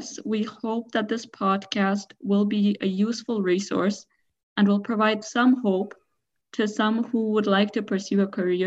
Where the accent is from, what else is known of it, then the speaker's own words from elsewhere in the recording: India; moved away as an adult; now in Geneva, Switzerland; I'm originally from India